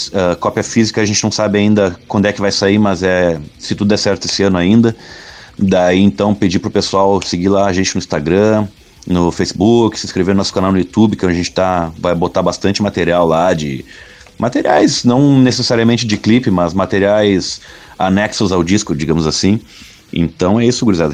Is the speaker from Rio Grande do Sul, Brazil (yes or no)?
yes; Bagé, Rio Grande do Sul, Brazil; lá em Bagé, na cidade onde eu nasci